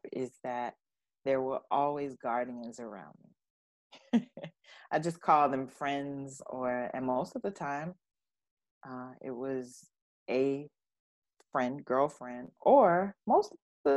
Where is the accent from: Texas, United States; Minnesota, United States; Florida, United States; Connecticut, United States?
Florida, United States; I grew up in Florida